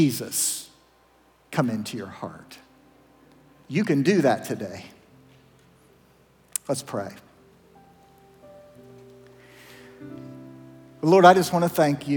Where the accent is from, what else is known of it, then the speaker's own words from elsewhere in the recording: Zanesville, Ohio, United States; the little Methodist church that I grew up in Zanesville